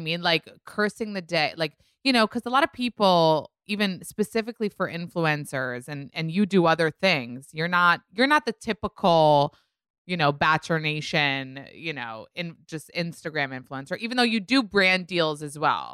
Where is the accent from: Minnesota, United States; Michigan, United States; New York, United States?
New York, United States; I'm a New Yorker